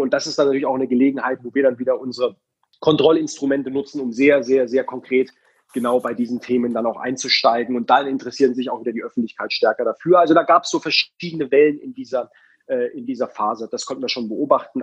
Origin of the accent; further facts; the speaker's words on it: Baden-Württemberg, Germany; ich komme aus Baden-Württemberg